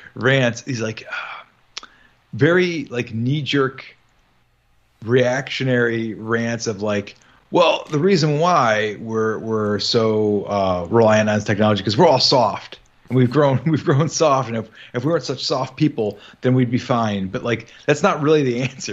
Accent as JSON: {"language": "English", "region": "Midwest", "country": "United States", "said": "I'm from the Midwest"}